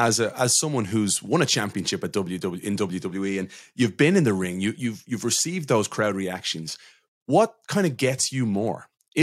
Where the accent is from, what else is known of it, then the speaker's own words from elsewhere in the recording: Ireland; We're not English, all right? I'm not British. I'm from Ireland.